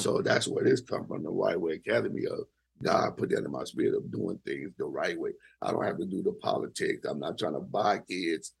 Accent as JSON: {"language": "English", "area": "the Bay Area", "region": "California", "country": "United States", "said": "I'm from the Bay."}